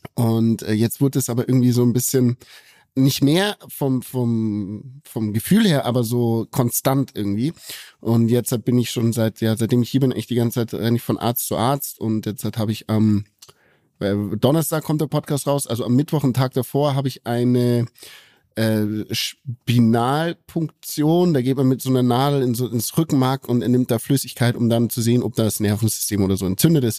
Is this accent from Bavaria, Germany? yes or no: yes; Bavaria, Germany; hier bei uns in Bayern